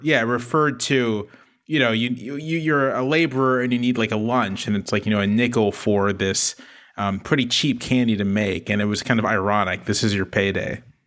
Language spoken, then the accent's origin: English; Virginia Beach, Virginia, United States; I'm from Virginia Beach, Virginia, um, so right on the ocean.